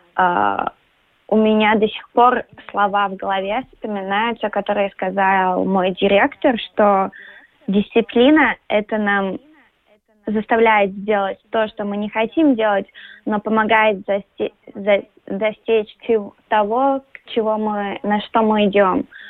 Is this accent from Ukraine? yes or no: no; Latvia; also born or lived in New York; Я родилась в Латвии, я уважаю наш язык, нашу культуру.